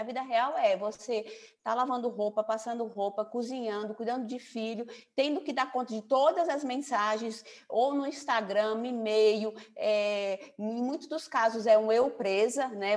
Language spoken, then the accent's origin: Portuguese; São Paulo, Brazil; now in João Pessoa, Brazil; eu estou em João Pessoa, então meus pais são, são paraibanos, nasci em São Paulo